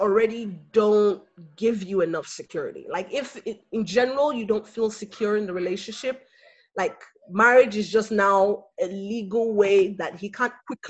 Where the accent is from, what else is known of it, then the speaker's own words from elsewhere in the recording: Nigeria; as a Nigerian girl